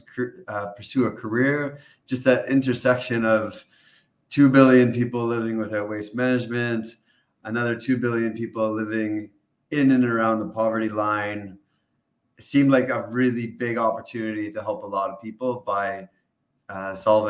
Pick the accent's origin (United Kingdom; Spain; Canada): Canada; I grew up in Canada